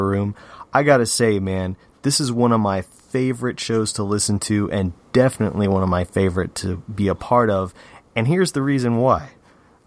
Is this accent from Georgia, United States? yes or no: yes; Georgia, United States; I am from Georgia